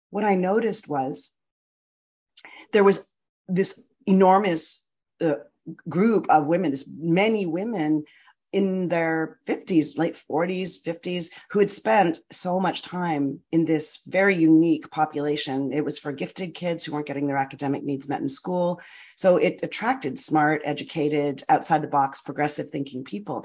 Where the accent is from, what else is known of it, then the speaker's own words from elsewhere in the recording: Canada; moved away as an adult; now in United States; I'm from Canada. I spent my first early career as a film and television actor